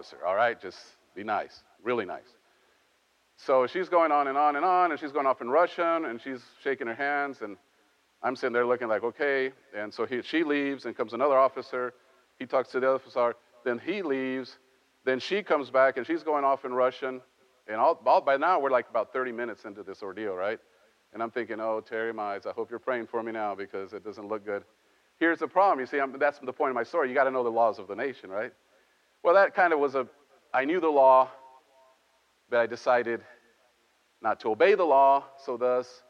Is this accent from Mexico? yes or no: yes; Mexico; moved away; I grew up in Mexico